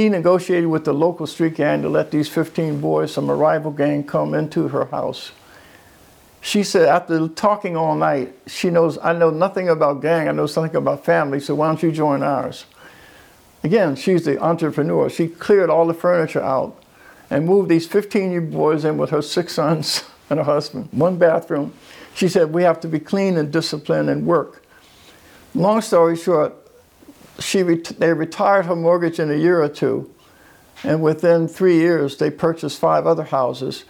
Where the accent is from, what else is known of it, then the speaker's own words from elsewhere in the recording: Philadelphia, Pennsylvania, United States; in my hometown of Philadelphia, Pennsylvania